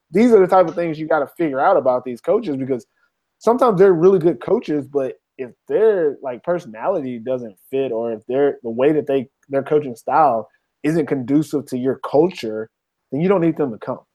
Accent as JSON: {"language": "English", "country": "United States", "moved": "yes", "lives_now": "Finland", "said": "I'm American. I live in Finland. I love being American"}